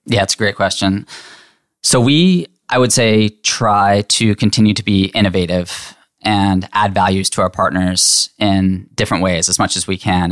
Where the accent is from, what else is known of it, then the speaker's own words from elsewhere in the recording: Lebanon, Pennsylvania, United States; moved away as an adult; now in Chapel Hill, United States; I grew up in Hershey, Pennsylvania, or right outside